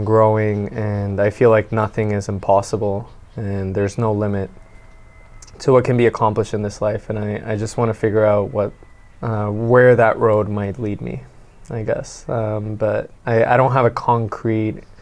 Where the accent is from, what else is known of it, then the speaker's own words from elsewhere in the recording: Venezuela; now in Canada; we come from Venezuela